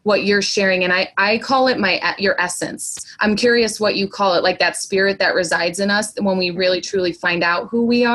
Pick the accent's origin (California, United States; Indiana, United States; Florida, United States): Indiana, United States; we're both from Indiana